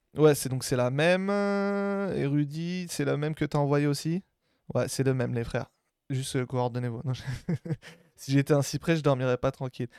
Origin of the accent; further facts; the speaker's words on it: Algeria; also born or lived in Marseille; je suis algérien